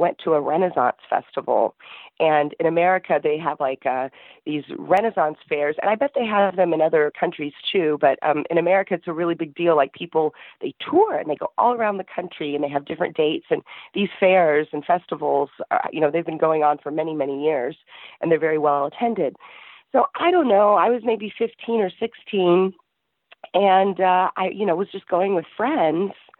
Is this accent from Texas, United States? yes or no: yes; Texas, United States; moved away as an adult; now in Egypt; I'm from Texas